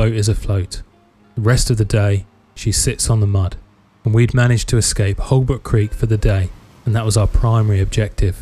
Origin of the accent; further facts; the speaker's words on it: England, United Kingdom; I'm an English sailor on the east coast of the UK